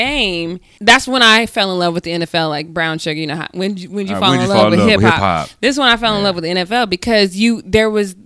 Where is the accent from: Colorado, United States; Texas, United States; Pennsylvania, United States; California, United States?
Colorado, United States; Denver; when I was a kid, I grew up in Denver.